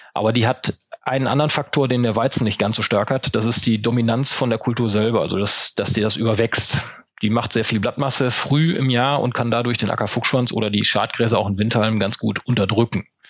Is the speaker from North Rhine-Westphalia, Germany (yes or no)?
yes; Münsterland, North Rhine-Westphalia, Germany; wenn man im Münsterland mitten auf dem Plattenland groß wird